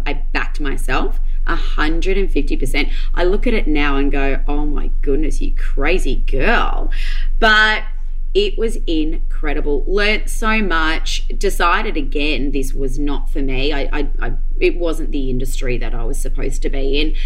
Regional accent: Noosa Heads, Queensland, Australia; moved away; also born or lived in Melbourne; I grew up in Noosa, moved to Melbourne

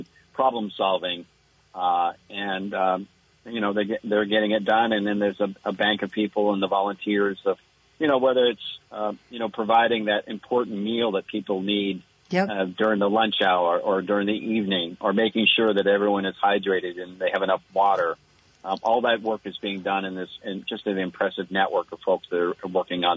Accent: Cabot, Vermont, United States; my hometown of Cabot

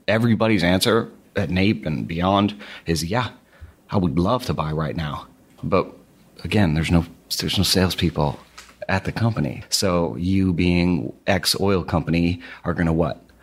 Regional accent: outside of Boston, Massachusetts, United States; outside of Boston. So about forty minutes to the west

